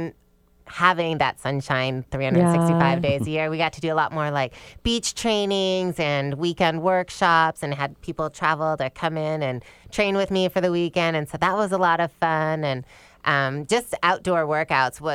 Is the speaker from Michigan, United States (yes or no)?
yes; Michigan, United States; moved away as an adult; also born or lived in East Lansing, Michigan / Atlanta, Georgia; I grew up in Michigan